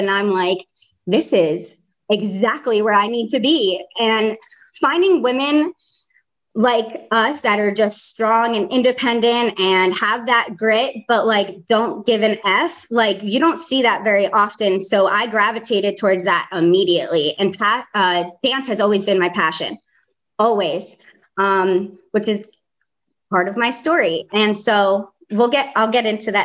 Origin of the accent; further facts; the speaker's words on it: New Jersey, United States; accent: Jersey; moved away as an adult; also born or lived in Fort Lauderdale, Florida; now in North Carolina, United States; I live in North Carolina, but yeah, born and raised in Jersey. I left there when I was 18